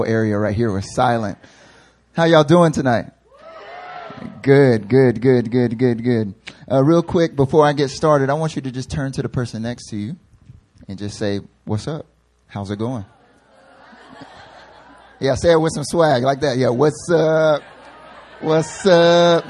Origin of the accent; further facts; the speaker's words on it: North Carolina, United States; moved away as an adult; now in South Korea; I'm from North Carolina, born and raised